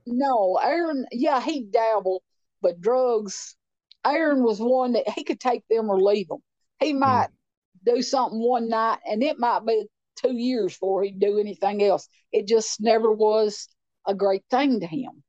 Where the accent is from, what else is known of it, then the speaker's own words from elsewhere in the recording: Clay County, Tennessee, United States; moved away as an adult; also born or lived in Nashville, Tennessee; I grew up in Clay County, uh, but uh, it's a not beautiful rural place, beautiful lakes